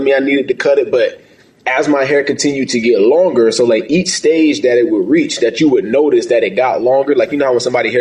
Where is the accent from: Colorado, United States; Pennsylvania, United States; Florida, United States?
Florida, United States; St. Augustine; moved away as an adult; also born or lived in New Hampshire; I'm from St. Augustine, Florida, born and raised, grew up as an athlete playing football